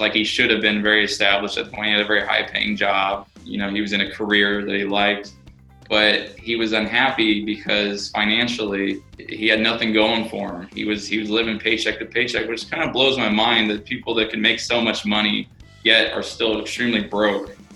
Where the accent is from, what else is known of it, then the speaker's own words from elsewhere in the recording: Sacramento, California, United States; born and raised in Sacramento